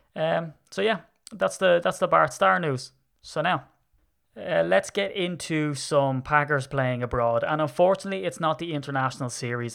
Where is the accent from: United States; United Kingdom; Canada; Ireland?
Ireland; I'm Irish.